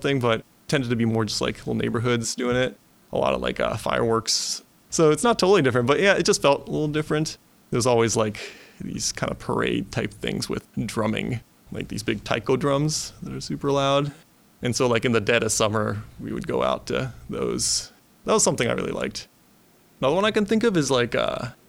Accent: Tokyo, Japan; moved away as an adult; now in Pittsburgh, United States; My hometown's Tokyo, which is gigantic.

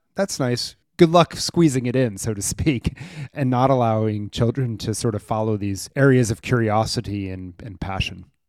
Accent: Maryland, United States; a school near where I grew up in Maryland

